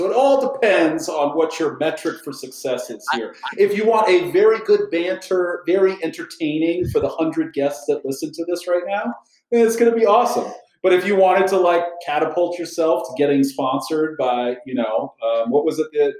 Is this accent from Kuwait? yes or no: yes; Kuwait; Now I went to I grew up in Kuwait, and I went to British school, which was my first school, Sunshine School of Kuwait, and the British start their kids a year early.